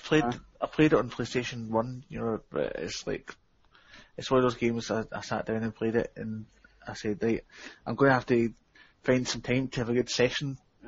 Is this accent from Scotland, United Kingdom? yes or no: yes; Scotland, United Kingdom; We call them Neds up here in Scotland.